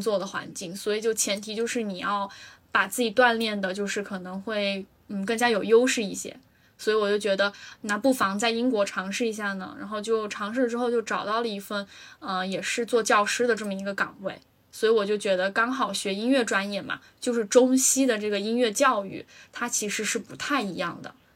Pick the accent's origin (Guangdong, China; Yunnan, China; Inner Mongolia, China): Yunnan, China; moved away as an adult; now in United Kingdom; 我是云南的，我们那儿就是吃 吃蘑菇、吃菌子